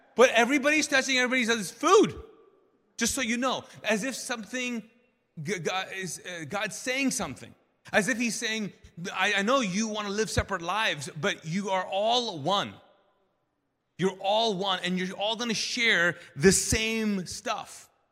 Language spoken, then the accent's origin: English; Kuwait; now in United States; I grew up Muslim in, in Kuwait and as a Pakistani